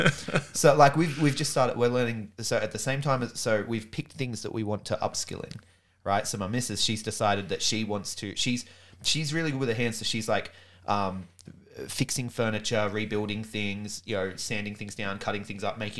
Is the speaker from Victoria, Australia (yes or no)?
no; Sydney, New South Wales, Australia; I grew up in Sydney, man. Grew up in Sydney, right at the foot of the Blue Mountains.